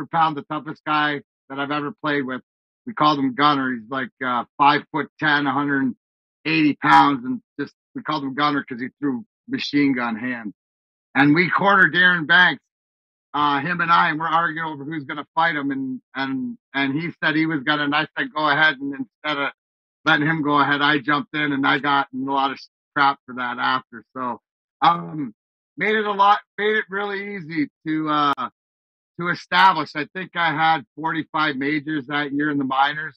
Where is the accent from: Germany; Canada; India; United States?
Canada; Leamington, Ontario; the house that I grew up in Leamington, Ontario